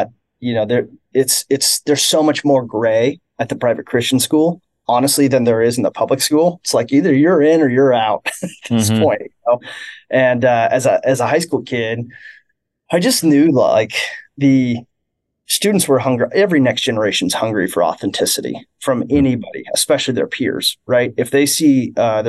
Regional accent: Kansas City, Missouri, United States; I grew up here in Kansas City

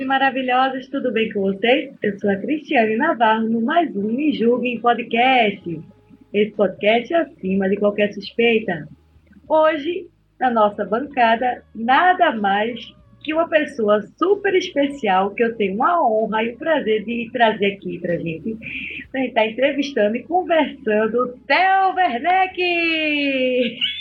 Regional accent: Pernambuco, Brazil; also born or lived in Rondônia; now in Santa Catarina, Brazil; Eu sou natural de Pernambuco

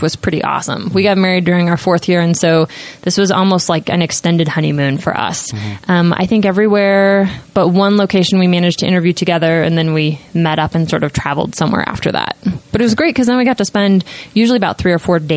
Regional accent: Twin Falls, Idaho, United States; moved away as an adult; now in Utah, United States; I went back to Twin Falls, which is my hometown

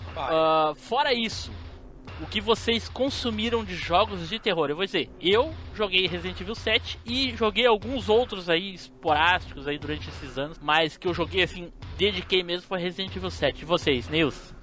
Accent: South Region, Brazil; accent: sulista; meu sotaque sulista.

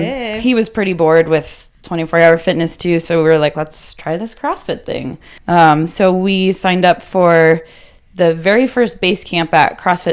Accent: Littleton, Colorado, United States; Littleton, Colorado, super close.

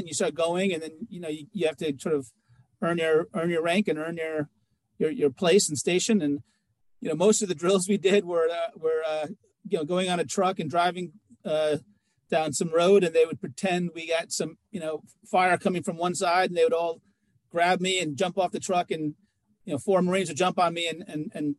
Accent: New York City, New York, United States; I was born in New York City. They attacked my city.

